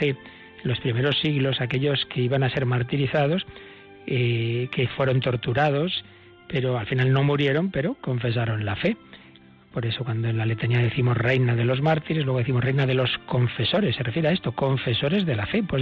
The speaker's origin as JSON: {"language": "Spanish", "town": "Baghdad", "region": "Baghdad Governorate", "country": "Iraq", "tie": "born there", "said": "nací en Bagdad en 1972."}